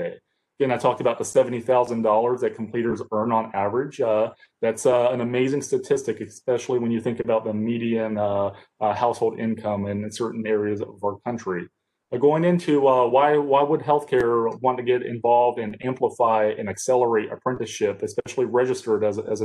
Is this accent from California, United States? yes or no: no; Columbus County, North Carolina, United States; I'm from Columbus County, North Carolina